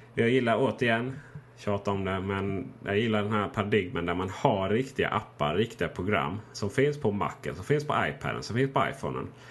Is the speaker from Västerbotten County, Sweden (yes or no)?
no; Blekinge, Sweden; moved away; till mina föräldrar hemma i Blekinge